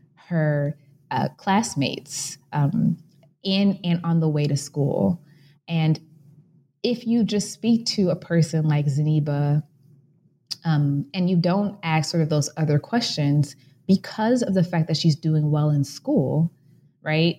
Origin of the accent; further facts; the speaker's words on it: Chicago, Illinois, United States; I was born and raised in Chicago, Illinois